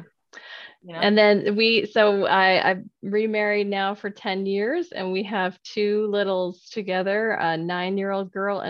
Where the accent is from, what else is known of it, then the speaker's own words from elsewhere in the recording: Arizona, United States; moved away as an adult; now in Utah, United States; I moved to Utah when I married my first husband, and that was when I was 19 years old. So I've been in Utah longer than I was in Arizona now. It's still hard to say I'm from Utah.